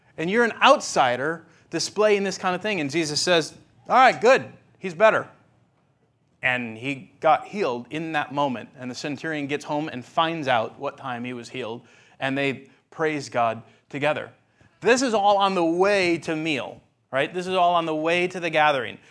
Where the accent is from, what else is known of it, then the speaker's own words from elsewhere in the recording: Fond du Lac, Wisconsin, United States; now in Madison, United States; I grew up in Fond du Lac